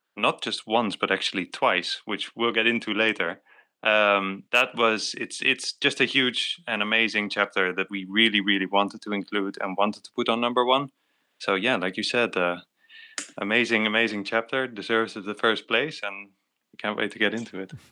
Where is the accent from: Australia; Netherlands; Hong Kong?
Netherlands; growing up in Netherlands, everyone cycles and so did